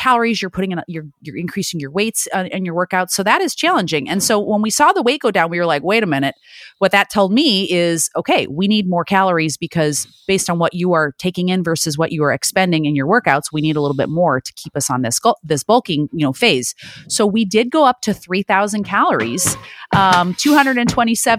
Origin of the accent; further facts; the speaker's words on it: Illinois, United States; now in California, United States; I live in California now, but I'm born and raised in Illinois